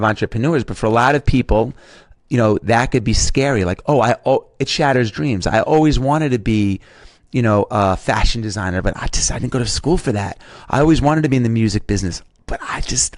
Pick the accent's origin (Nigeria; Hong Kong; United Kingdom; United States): United States; New York; accent: New York; my New York accent